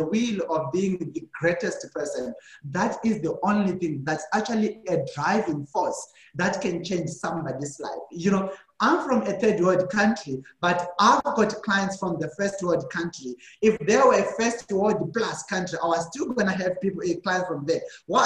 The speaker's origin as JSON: {"language": "English", "country": "Zimbabwe", "moved": "yes", "lives_now": "South Africa", "said": "So originally, I'm from Zimbabwe, but right now I'm staying in South Africa"}